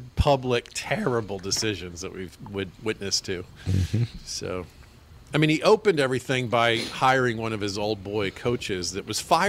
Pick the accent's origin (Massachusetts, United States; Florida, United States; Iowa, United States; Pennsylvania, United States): Florida, United States; born there; I was born in Florida. I love Florida